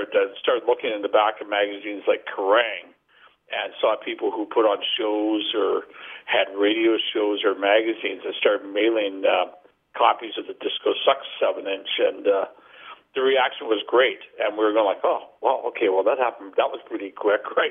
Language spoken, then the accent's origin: English; Vancouver, British Columbia, Canada; we came from Vancouver, which is like not a small town, but not a big town.